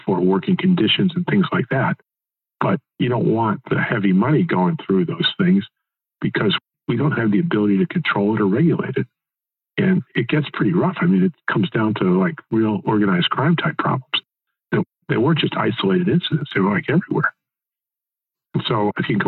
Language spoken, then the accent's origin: English; Connecticut, United States; when I grew up in Connecticut